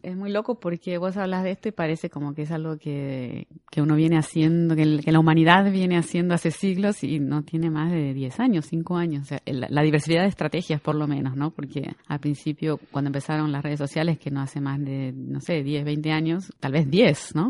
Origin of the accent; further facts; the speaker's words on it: Argentina; moved away as an adult; now in Brazil; soy argentina, pero vivo en Brasil hace 25 años